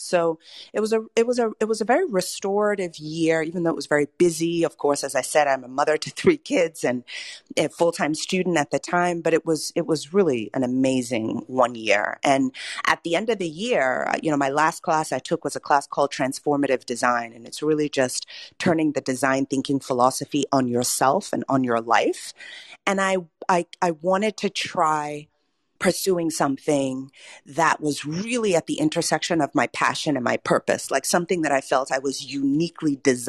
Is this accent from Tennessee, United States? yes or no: no; Cambridge, Massachusetts, United States; also born or lived in Nigeria; I'm a first-generation American born to Nigerian parents some 40-some-odd years ago. I was born in Cambridge, Massachusetts, grew up there for the first 10 years of my life, and then moved to Nigeria to go to middle school and high school